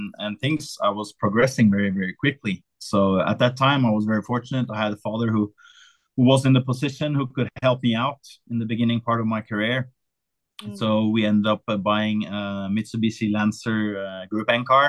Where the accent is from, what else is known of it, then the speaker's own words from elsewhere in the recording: Oslo, Norway; I come from a part of Oslo, west side of Oslo, where no one did motorsport